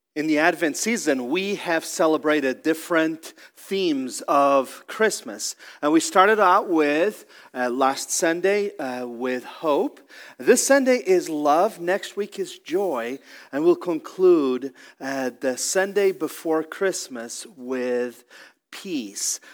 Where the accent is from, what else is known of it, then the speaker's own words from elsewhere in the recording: Portugal; now in Columbus, United States; I'm originally from Portugal